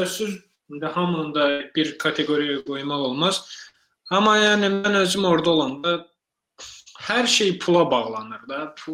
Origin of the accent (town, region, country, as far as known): Azerbaijan; now in United States